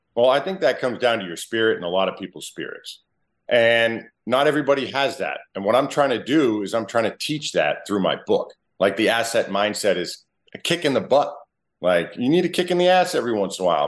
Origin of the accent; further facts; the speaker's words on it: Massachusetts, United States; moved away; also born or lived in Wareham, Massachusetts; I was born a mass hole.